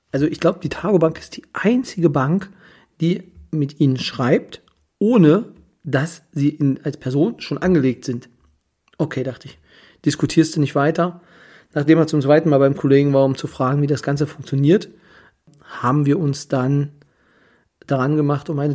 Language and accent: German; Kyritz, Brandenburg, Germany; weil ich selber, wie die meisten wissen, bin aus Küritz, und ja, Berlin sind doch anderthalb Stunden